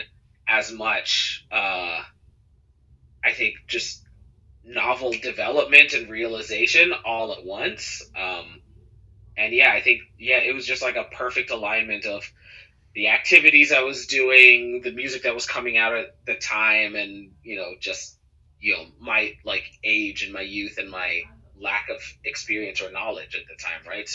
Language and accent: English; Cayman Islands; growing up in the Cayman Islands